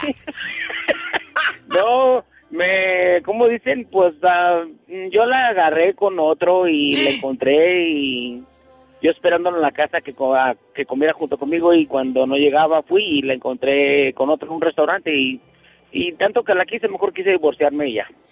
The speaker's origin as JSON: {"language": "Spanish", "region": "Chihuahua", "country": "Mexico", "moved": "yes", "lives_now": "Roswell, United States", "said": "soy de Chihuahua"}